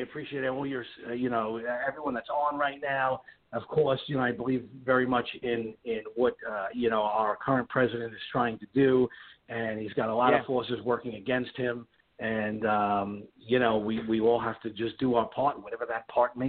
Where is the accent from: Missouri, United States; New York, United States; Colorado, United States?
New York, United States; moved away as an adult; now in West Palm Beach, United States; I come from New York, but I recently relocated to Florida, and that's where we are.